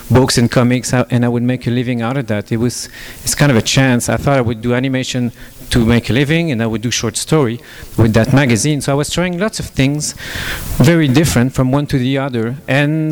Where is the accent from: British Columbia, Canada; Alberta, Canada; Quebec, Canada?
Quebec, Canada; English is a second language; moved away as an adult; also born or lived in Toronto / Montreal / France; I'm Canadian, I'm from French Canada, so you have to excuse me for my broken English